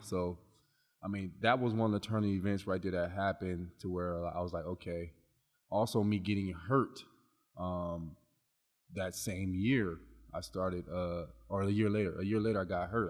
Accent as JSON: {"language": "English", "town": "Long Beach", "region": "California", "country": "United States", "also_born_or_lived": "Iowa", "said": "I'm from Long Beach, California"}